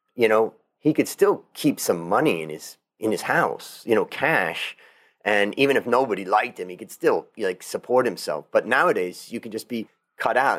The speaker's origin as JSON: {"language": "English", "country": "United States", "moved": "as an adult", "lives_now": "Thailand", "said": "an American that left America thirty years ago, came to Thailand and kinda built more of an international life"}